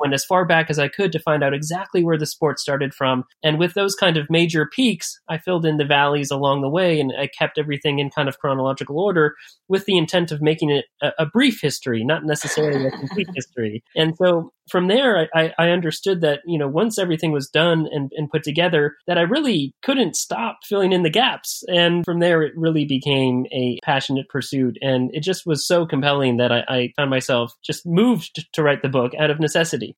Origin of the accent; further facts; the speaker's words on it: Bay Area, California, United States; moved away as an adult; also born or lived in Chicago, United States; I grew up in the United States, in California, on the West Coast, in the Bay Area